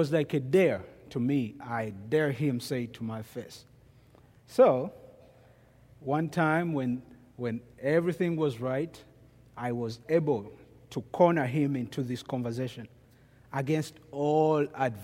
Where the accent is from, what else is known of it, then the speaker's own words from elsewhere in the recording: Kampala, Central Region, Uganda; now in United States; I am from Kampala, Uganda. Kampala is the capital of Uganda.